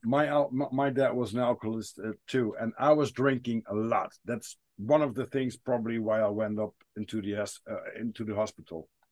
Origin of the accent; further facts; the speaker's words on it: Netherlands; I'm from the Netherlands